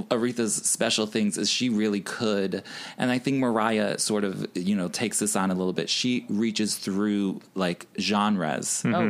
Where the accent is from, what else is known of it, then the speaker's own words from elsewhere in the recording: Chicago, Illinois, United States; I'm from Chicago